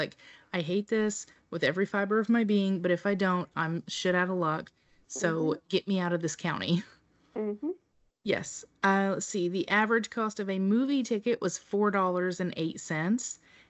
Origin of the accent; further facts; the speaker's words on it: Tennessee, United States; here in my hometown because I work in Nashville